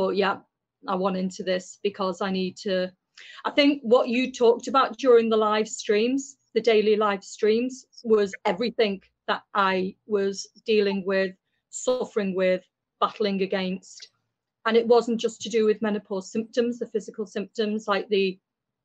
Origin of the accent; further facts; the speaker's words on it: Liverpool, North West England, United Kingdom; I'm from Liverpool in the UK.